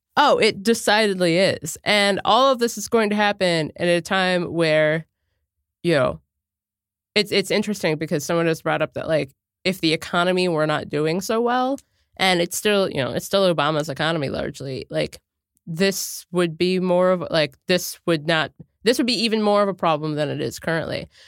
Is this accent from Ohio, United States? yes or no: yes; Cincinnati, Ohio, United States; I'm from Cincinnati, Ohio